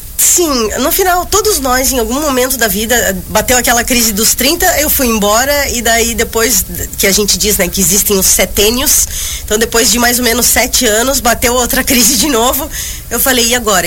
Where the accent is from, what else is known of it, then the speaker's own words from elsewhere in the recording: Joinville, Santa Catarina, Brazil; moved away as an adult; also born or lived in Barcelona; eu saí de Joinville em 2009